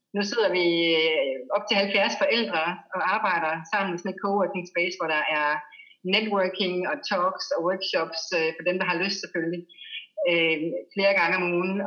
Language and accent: Danish; Denmark; moved away as an adult; now in Bali, Indonesia; hjemme i Danmark